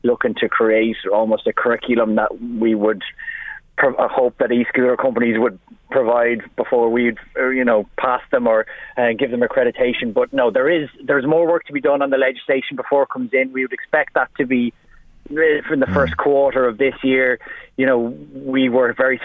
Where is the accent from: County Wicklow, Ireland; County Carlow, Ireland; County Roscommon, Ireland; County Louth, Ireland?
County Louth, Ireland; Drogheda; I grew up in William Street in Drogheda, and as a kid, I used to be able to play football in the middle of the street